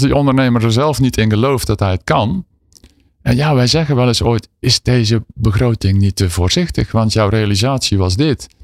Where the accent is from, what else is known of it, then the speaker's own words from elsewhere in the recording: southern Netherlands, Netherlands; accent: southern; In het zuiden van het land, ja zeker. Dat hoor je ongetwijfeld aan mijn tongval.